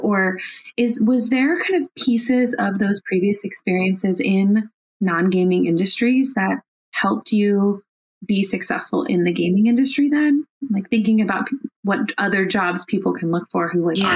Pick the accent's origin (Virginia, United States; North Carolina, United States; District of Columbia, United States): District of Columbia, United States; Washington; I currently live in Washington D.C. and I'm a D.C. native.